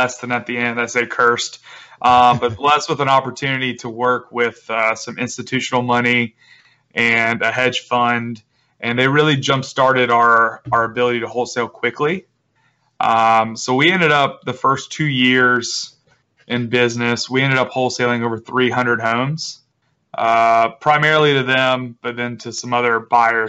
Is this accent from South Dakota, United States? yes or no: no; Charleston, South Carolina, United States; I'm from Charleston, South Carolina.